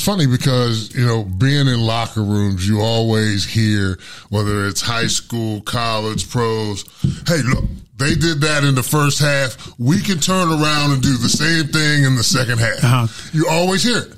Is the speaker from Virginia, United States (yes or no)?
no; Pittsburgh, Pennsylvania, United States; moved away; I'm from Pittsburgh